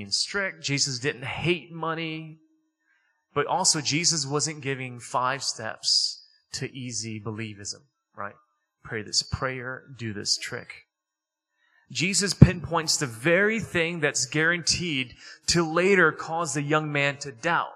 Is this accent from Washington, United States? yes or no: no; Detroit, Michigan, United States; I grew up in Detroit.